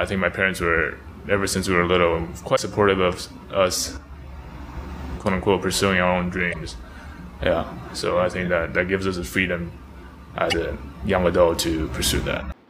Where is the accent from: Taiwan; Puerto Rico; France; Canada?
Taiwan; moved away as an adult; also born or lived in United States; now in Taipei, Taiwan; I was churched growing up in Taiwan